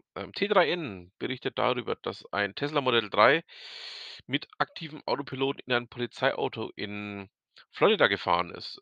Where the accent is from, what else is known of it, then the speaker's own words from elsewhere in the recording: Franconia, Bavaria, Germany; bei uns in Franken